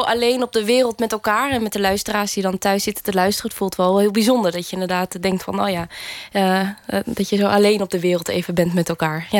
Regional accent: Groningen, Netherlands; in de wijkbibliotheek waar ik ben opgegroeid, eh, een, een wijkje in Groningen

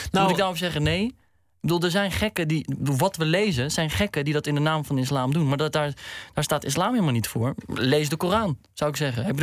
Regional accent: Morocco; bij etniciteit, bij eh, Marokkanen. Nou, ik ben Marokkaans, dus...

